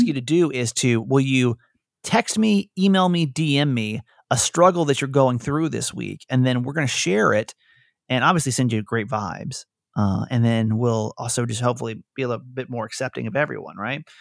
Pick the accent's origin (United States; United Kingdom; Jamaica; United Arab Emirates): United States; Georgia; I'm from Georgia. Georgia